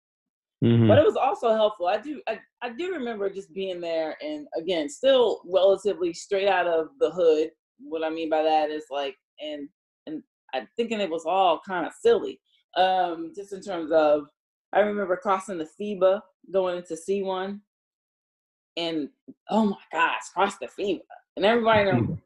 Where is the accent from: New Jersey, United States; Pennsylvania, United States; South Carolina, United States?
New Jersey, United States; Newark; accent: Jersey; moved away as an adult; I'm from Newark